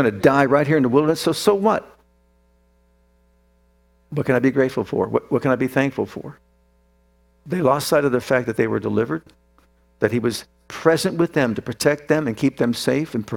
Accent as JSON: {"language": "English", "town": "Youngstown", "region": "Ohio", "country": "United States", "tie": "born or raised there", "said": "I grew up in Youngstown, Ohio"}